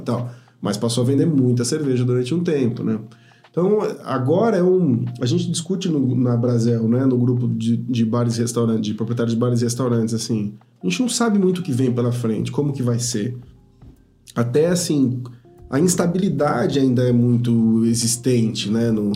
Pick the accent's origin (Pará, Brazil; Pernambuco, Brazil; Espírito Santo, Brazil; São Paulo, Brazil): São Paulo, Brazil; moved away as an adult; now in Ribeirão Preto, Brazil; eu cresci, minha vida inteira foi em São Paulo